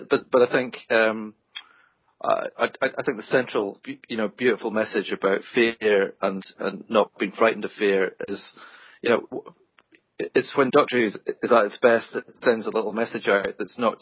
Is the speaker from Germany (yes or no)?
no; Scotland, United Kingdom; I'm Scottish